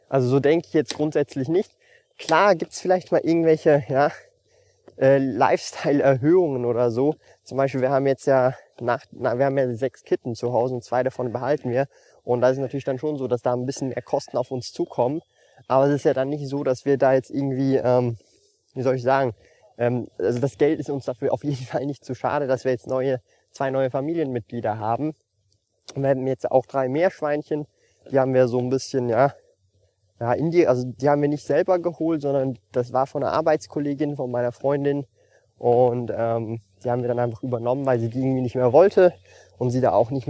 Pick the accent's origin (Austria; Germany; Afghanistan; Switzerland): Switzerland; ich lebe so happy mit dem Lebensstil, wie ich lebe, auch wenn ich relativ wenig ausgebe als Schweizer.